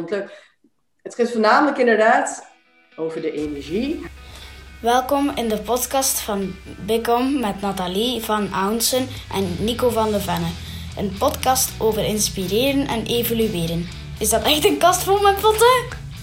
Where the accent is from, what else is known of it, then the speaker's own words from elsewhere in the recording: Enschede, Overijssel, Netherlands; moved away as an adult; also born or lived in Arnhem / Zierikzee; now in Belgium; ik ben eh, opgegroeid, eh, geboren, opgegroeid in Twente, in, in de stad Enschede